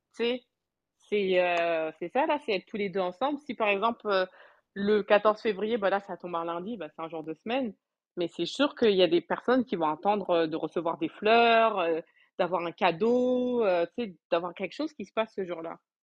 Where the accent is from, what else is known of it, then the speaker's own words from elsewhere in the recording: France; also born or lived in Quebec, Canada; now in Canada; j'ai grandi en France.